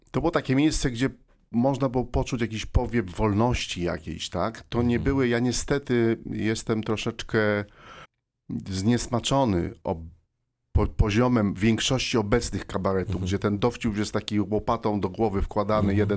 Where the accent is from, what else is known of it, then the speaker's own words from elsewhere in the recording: Silesian Voivodeship, Poland; jestem Ślązakiem, żeby, żeby nie było mhm. słychać, że, że, jestem ze Śląska, nie miałem problemu z e, traceniem śląskiego akcentu.